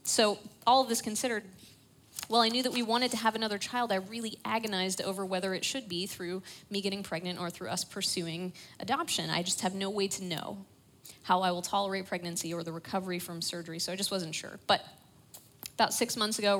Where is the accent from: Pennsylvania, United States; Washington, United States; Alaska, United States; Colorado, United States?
Pennsylvania, United States; Pittsburgh; I grew up in Pittsburgh